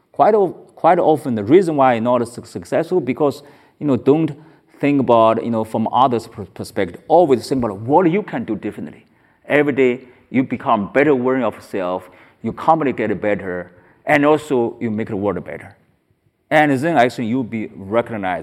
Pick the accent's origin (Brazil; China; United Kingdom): China; now in United States; I was born in China